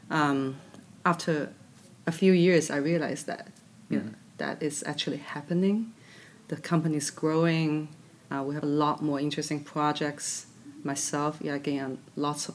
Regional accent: China; moved away as an adult; now in United States; I'm from China, I'm Chinese

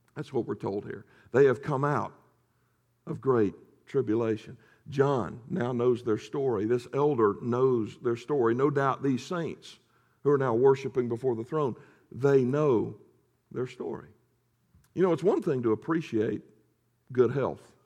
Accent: the South, United States; I'm from the South

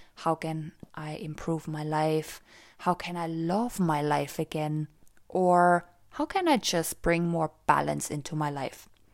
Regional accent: Austria; now in Cork, Ireland; I live in Cork, the south of Ireland, and I was born and raised in Austria, so I also speak German

